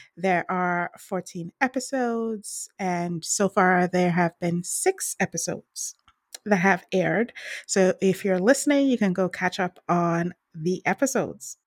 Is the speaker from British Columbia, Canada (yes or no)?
yes; British Columbia, Canada; I'm from British Columbia.